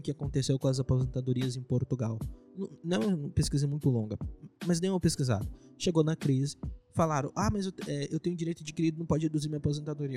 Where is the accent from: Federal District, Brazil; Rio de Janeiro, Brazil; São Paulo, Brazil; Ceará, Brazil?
São Paulo, Brazil; Presidente Venceslau; moved away; Eu sou de Venceslau lá